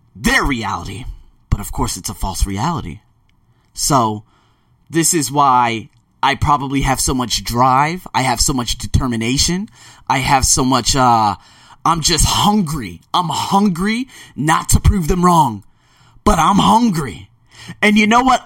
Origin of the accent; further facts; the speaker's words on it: Las Vegas, Nevada, United States; moved away as an adult; also born or lived in Melbourne, Australia / Sydney, Australia; Born and raised in Las Vegas